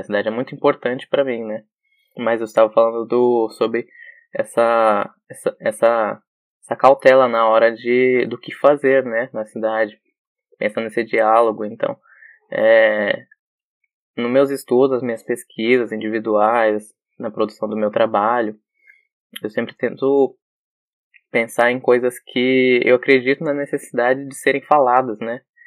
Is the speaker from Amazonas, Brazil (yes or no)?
no; São Paulo, Brazil; eu vim da periferia de São Paulo